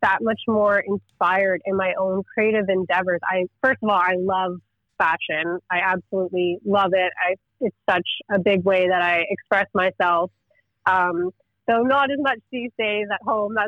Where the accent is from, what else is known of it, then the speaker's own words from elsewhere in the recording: Kingston, Ontario, Canada; moved away as an adult; also born or lived in Montreal; now in Kingston, Canada; I was born and raised in Kingston, Ontario, and I went to school here as well